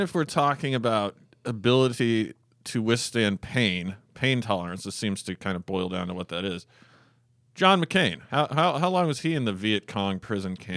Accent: Fairbanks, Alaska, United States; also born or lived in North Pole, Alaska / Canada; the time I was born until I was seven or so, I grew up in North Pole, Alaska

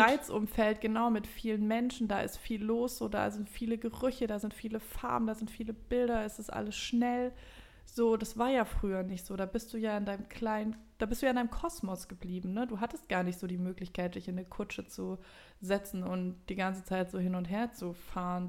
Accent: Germany; wir jetzt als Deutsche

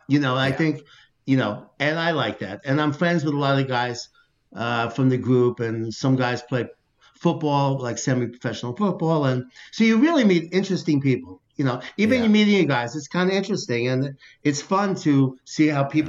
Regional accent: New York City, New York, United States; I grew up in Brooklyn and, you know, I lived in the city.

